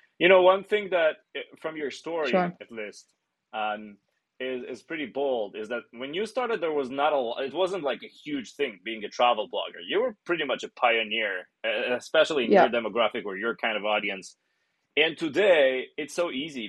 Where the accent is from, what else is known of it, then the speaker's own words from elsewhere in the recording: Ashkelon, Southern District, Israel; I was born and raised in Ashkelon